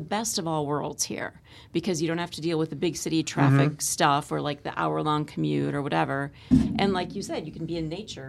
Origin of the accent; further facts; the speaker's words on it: Iowa, United States; moved away as an adult; also born or lived in Missouri / Bangor, Maine / Portland, Maine / Hartford, Connecticut; now in Northeastern Pennsylvania, United States; I'm from Iowa, as you know, pilgrim ancestry. and then I moved to Maine, Bangor, Maine, and Portland, Maine, and then Hartford, Connecticut, and then here.